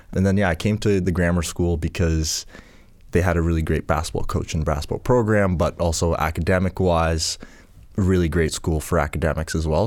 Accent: Port Hawkesbury, Nova Scotia, Canada; also born or lived in Ghana; Port Hawkesbury is where, where we landed and grew up

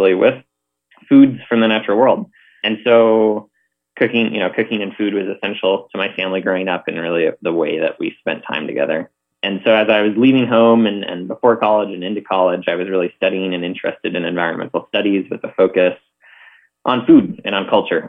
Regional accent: Northfield, Minnesota, United States; moved away; So I grew up in Northfield, Minnesota, which is a small college town about 45 minutes south of the Twin Cities.

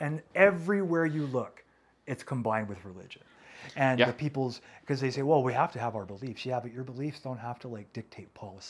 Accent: United States; now in Canada; Which is baffling to me as an American

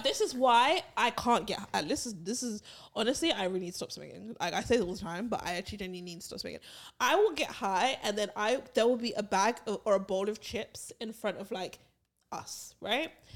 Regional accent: Barbados; when we were growing up in Barbados

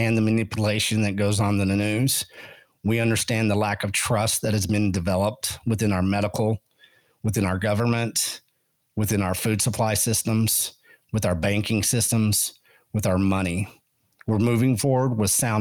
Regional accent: Llano Estacado, Texas Panhandle, United States; I grew up on the Llano Estacado, Panhandle, Texas.

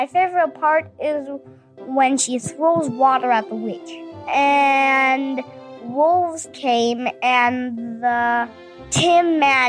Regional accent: Minnesota, United States; I'm from Minnesota and I'm 5 years old.

